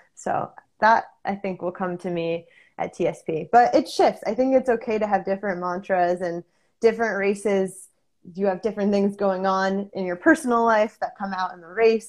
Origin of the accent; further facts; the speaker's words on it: Connecticut, United States; I grew up in Connecticut